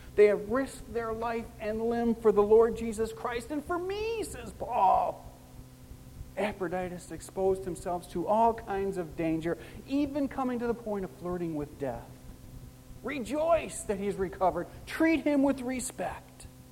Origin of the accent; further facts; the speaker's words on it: Chicago, Illinois, United States; I'm a Chicagoan by birth